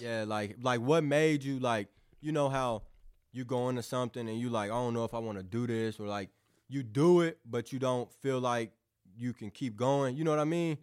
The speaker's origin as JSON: {"language": "English", "town": "New Madrid", "region": "Missouri", "country": "United States", "tie": "born or raised there", "also_born_or_lived": "Caruthersville, Missouri", "moved": "yes", "lives_now": "Festus, United States", "said": "I came from New Madrid"}